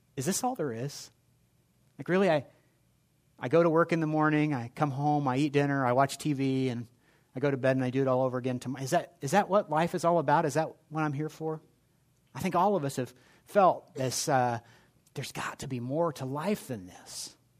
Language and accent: English; Indianapolis, Indiana, United States; I grew up in Indianapolis